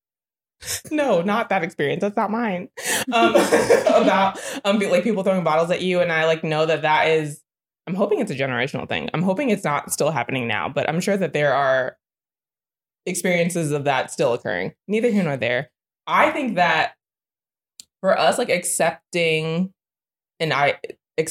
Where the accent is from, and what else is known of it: Virginia, United States